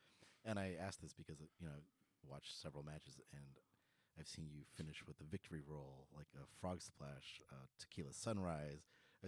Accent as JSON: {"language": "English", "country": "United States", "said": "me being a Filipino American and a wrestling fan, I didn't have Filipino wrestlers to look up to when I was a kid."}